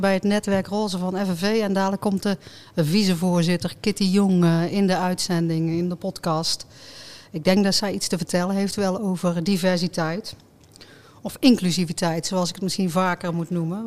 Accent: North Brabant, Netherlands

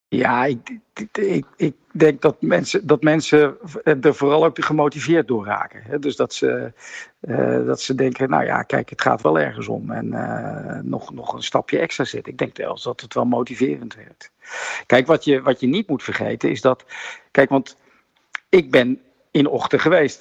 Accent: Netherlands; Nederland is een deltaland

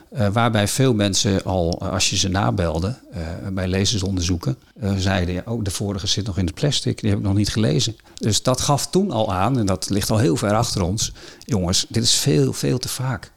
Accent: Friesland, Netherlands; als Fries

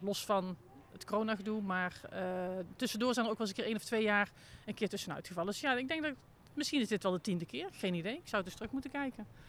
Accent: North Brabant, Netherlands; Ik kom zelf uit Brabant

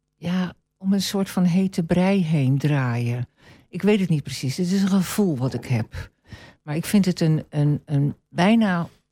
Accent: Venezuela; now in Almelo, Netherlands; ik ben opgegroeid in Venezuela

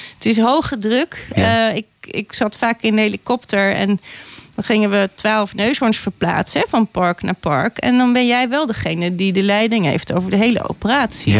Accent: Gorinchem, South Holland, Netherlands; moved away; ik ben een meisje uit Gorkum

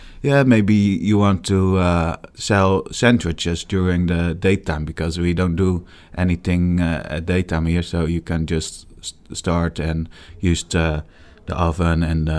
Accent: Rotterdam, South Holland, Netherlands; I'm 34, born and raised in Rotterdam.

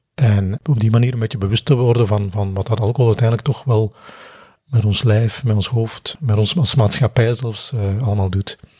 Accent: Belgium; we zijn Belgen

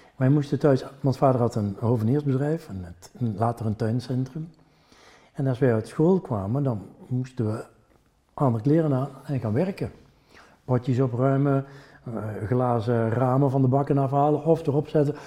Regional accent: North Brabant, Netherlands; accent: Brabants; first language Brabantian; Dutch is a second language; now in Ghent, Belgium; ik ben toch wel Brabander. Dat krijg je er niet uit

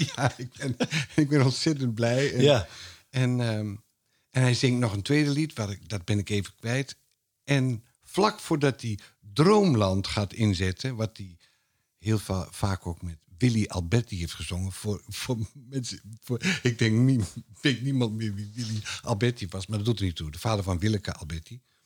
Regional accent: Twente, Overijssel, Netherlands; ik kom uit Twente

